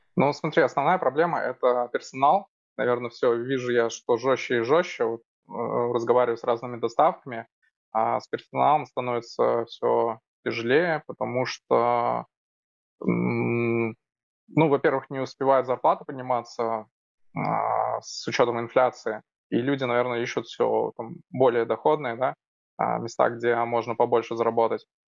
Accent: Almetyevsk, Tatarstan, Russia; Город Альметьевск. Мой родной город, где сейчас живу.

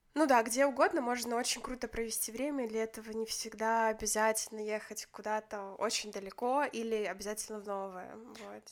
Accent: Grodno, Grodno Region, Belarus; я же из Гродно

